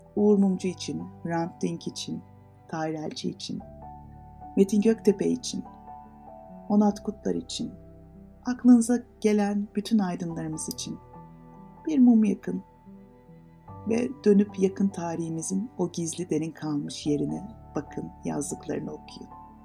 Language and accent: Turkish; Turkey